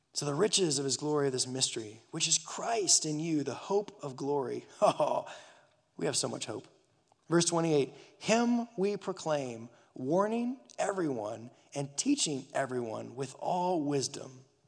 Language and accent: English; Burbank, California, United States; moved away; my parents took me a trip back to my hometown, Burbank, California